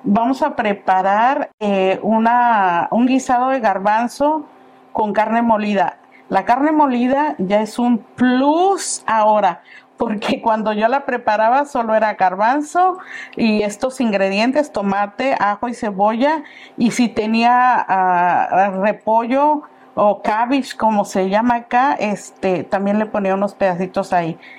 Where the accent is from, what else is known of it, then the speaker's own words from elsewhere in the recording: Paseo del Alto, Guanajuato, Mexico; moved away; Yo soy originaria de un pueblito muy bonito que se llama Paseo del Alto, Guanajuato. Dice que ya es ciudad, yo no lo creo, pero ya hace muchos años que no estoy allá.